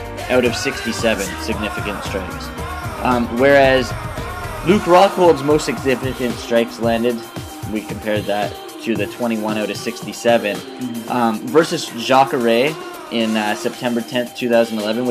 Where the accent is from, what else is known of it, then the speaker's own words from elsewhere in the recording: Canada; I'm from Canada and we do not get access TV